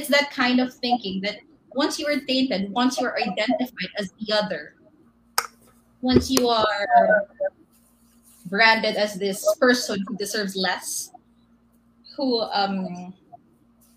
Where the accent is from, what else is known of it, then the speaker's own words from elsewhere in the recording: Davao City, Davao Region, Philippines; moved away; I'm actually from Davao